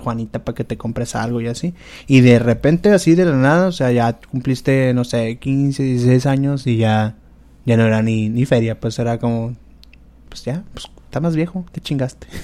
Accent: Culiacán, Sinaloa, Mexico

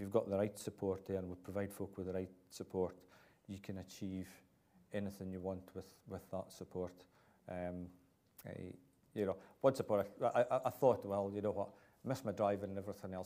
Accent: Cullen, Scotland, United Kingdom; born and brought up in Cullen, in the northeast of Scotland.

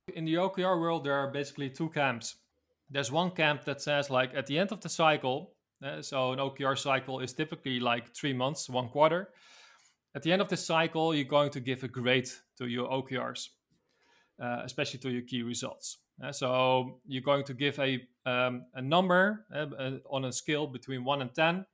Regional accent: Netherlands; I'm from the Netherlands, a city close to Amsterdam.

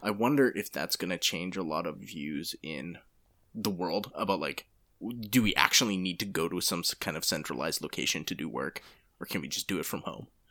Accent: Canada; now in Japan; my home country of Canada

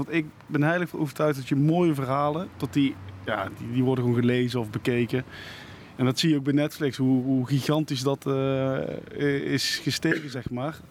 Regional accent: Netherlands; accent: zachte G; ik praat met een zachte G

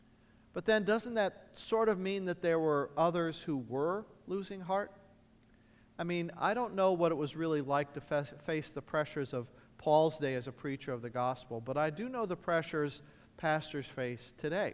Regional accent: Indiana, United States; A large church in my hometown in Indiana

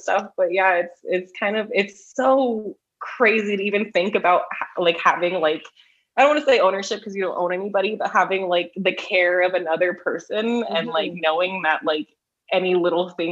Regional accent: Southern California, United States; Being from Southern California

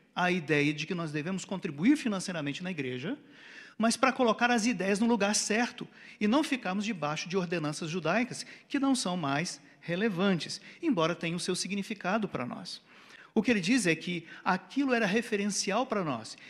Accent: Brazil; Nós, como brasileiros

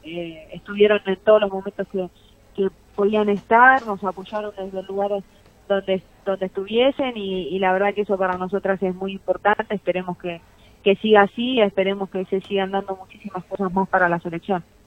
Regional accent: Argentina; en mi país el fútbol sea profesional

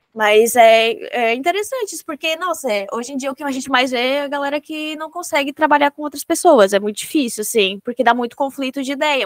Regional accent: Santa Catarina, Brazil; como catarinense

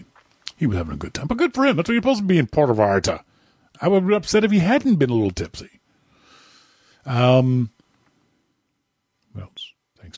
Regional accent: Halifax, Nova Scotia, Canada; my hometown of Halifax, Nova Scotia

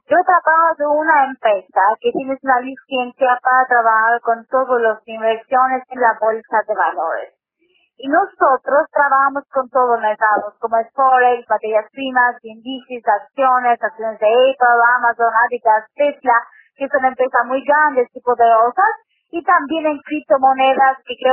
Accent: England, United Kingdom; Spanish is a second language; de Inglaterra.

